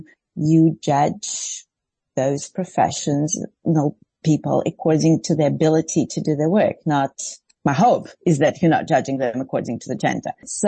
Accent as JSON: {"language": "English", "country": "Israel", "tie": "born or raised there", "second_language": "English", "said": "I grew up in the Reform Movement in Israel, and I saw many female rabbis, very strong women around me"}